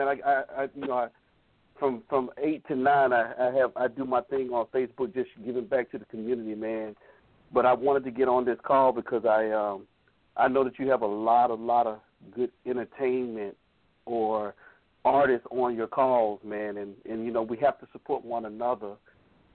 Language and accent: English; Atlanta, Georgia, United States; Being here from Atlanta, born and raised in Atlanta